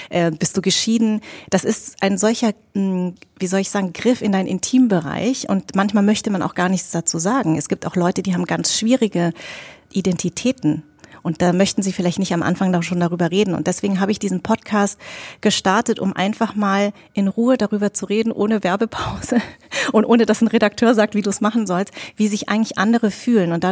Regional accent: Darmstadt, Hesse, Germany; born there; Ich bin in Darmstadt geboren und ich hatte einfach, ich bin sehr deutsch sozialisiert.

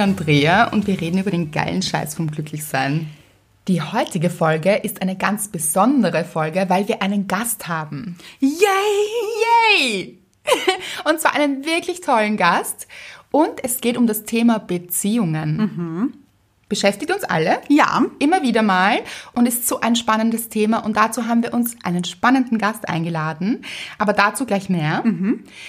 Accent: Austria; Bei uns in Österreich

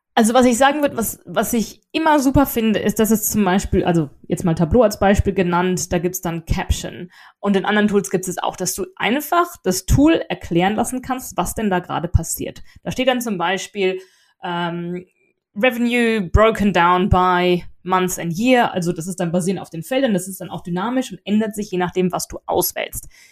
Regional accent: Germany; also born or lived in England; now in United Kingdom; ich bin Deutsche

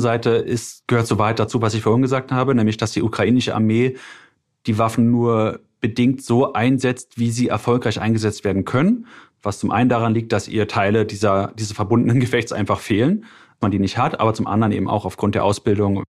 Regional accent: Germany; als Deutscher

